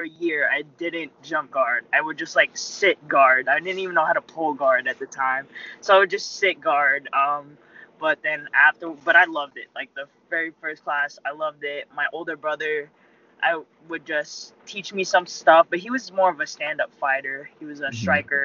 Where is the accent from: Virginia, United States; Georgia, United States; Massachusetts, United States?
Georgia, United States; Alpharetta; born or raised there; also born or lived in Philippines